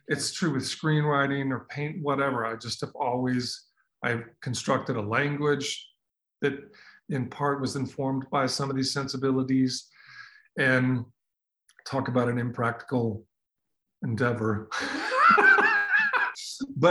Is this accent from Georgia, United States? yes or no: no; Minnesota, United States; I grew up in Minnesota